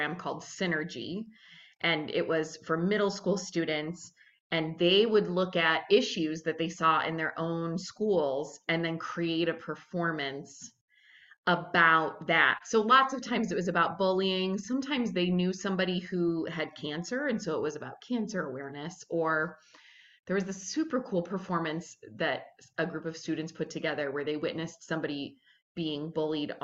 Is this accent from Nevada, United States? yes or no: no; St. Louis, Missouri, United States; moved away as an adult; also born or lived in South Bend / Minnesota; I'm from St. Louis